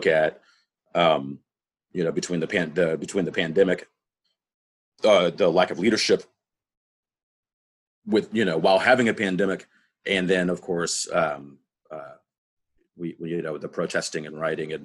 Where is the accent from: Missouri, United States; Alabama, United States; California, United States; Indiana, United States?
Indiana, United States; Indianapolis; also born or lived in Orlando; I was born and raised here in Indianapolis.